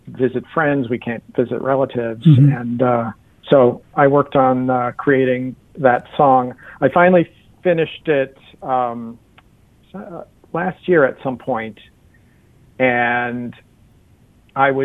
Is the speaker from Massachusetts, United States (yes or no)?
yes; just outside of Boston, Massachusetts, United States; I grew up just outside of Boston.